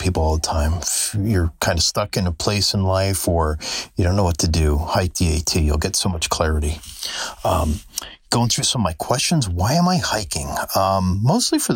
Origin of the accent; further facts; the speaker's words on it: the Catskills, New York, United States; moved away as an adult; now in Daytona Beach, United States; I'm from the Catskills.